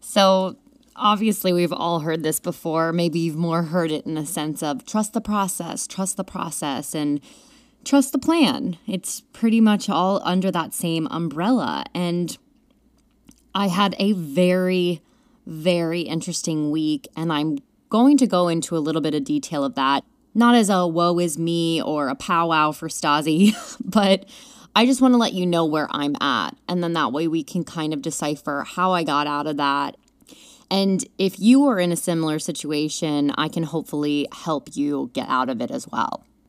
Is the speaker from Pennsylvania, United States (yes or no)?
yes; Pennsylvania, United States; now in New York, United States; we were going to have me move home to Pennsylvania